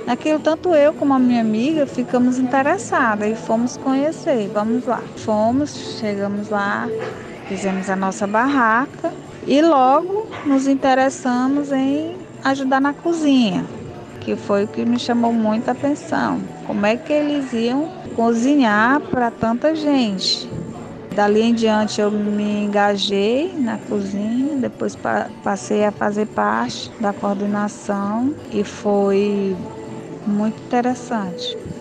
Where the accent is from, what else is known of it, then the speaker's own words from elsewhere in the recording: Fortaleza, Ceará, Brazil; aqui no meu bairro, sou de Fortaleza, Ceará